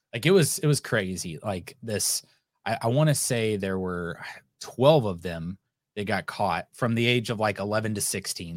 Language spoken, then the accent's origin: English; United States; I'm an American